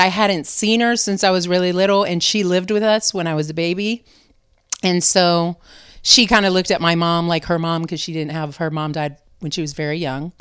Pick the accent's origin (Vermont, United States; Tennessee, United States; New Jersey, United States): Vermont, United States; also born or lived in New Hampshire / North Beach, San Francisco; now in San Francisco, United States; I was born in New Hampshire and raised in Vermont